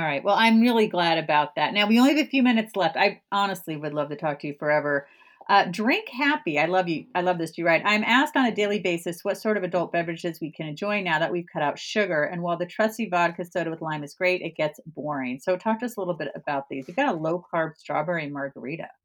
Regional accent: California, United States; moved away as an adult; also born or lived in East Coast, United States; I'm originally from California, but I've been on the East Coast for nineteen years.

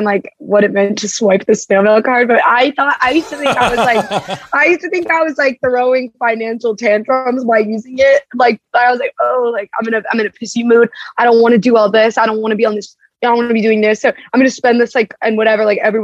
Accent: Baltimore, Maryland, United States; now in New York, United States; I'm from Baltimore, but I live in New York

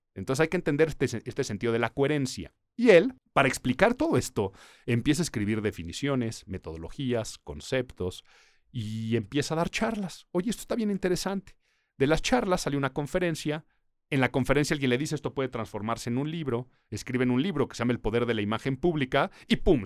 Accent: Mexico City, Mexico; Nací en Ciudad de México

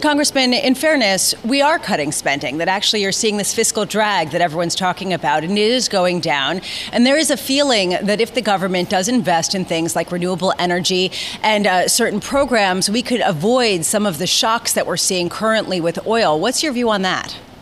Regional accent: New York City, New York, United States; I grew up in New York City

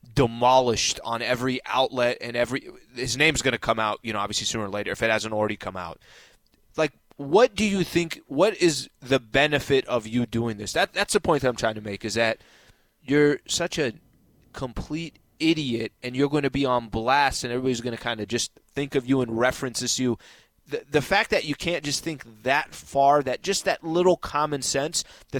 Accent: Atlanta, Georgia, United States; I'm watching these games like I'm born and raised in Atlanta, Georgia.

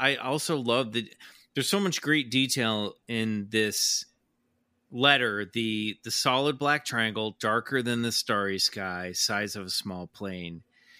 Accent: Brazil; English is a second language; moved away as an adult; now in United States; I am originally from Brazil, and I have been living in North Carolina for the last 5 years.

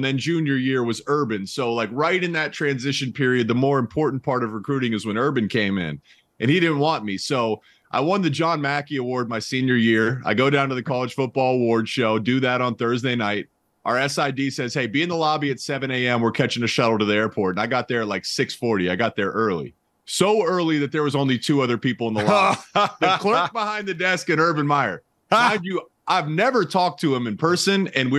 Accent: Columbus, Ohio, United States; I grew up in Columbus, Ohio.

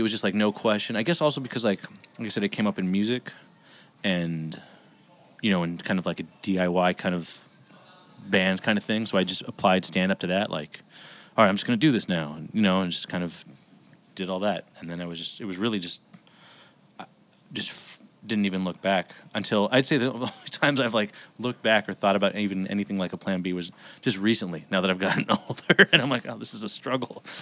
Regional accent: Los Angeles, California, United States; also born or lived in Bay Area; I grew up in Los Angeles

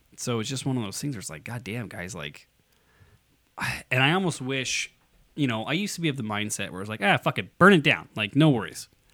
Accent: United States; I'm an American

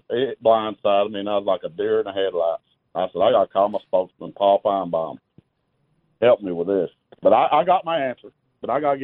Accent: Harlan County, Kentucky, United States; also born or lived in Cincinnati, Ohio; now in South Bend, United States; I'm from Harlan County, Kentucky

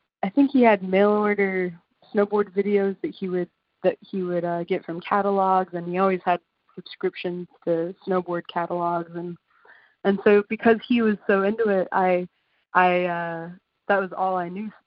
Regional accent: Alaska, United States; now in San Francisco, United States; I grew up in a place in Alaska where people commercial fish for a living

